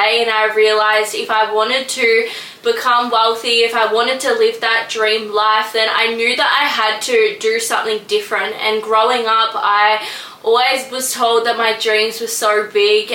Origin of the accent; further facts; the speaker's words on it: Melbourne, Victoria, Australia; I am from Melbourne, Australia also, and I'm 23 years old